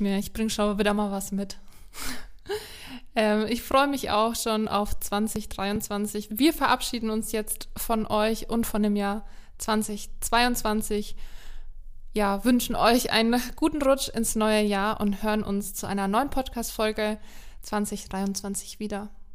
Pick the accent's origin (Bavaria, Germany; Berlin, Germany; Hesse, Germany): Bavaria, Germany; Franconia; accent: Franconian; wir Franken sind halt auch sehr stolz auf unseren Dialekt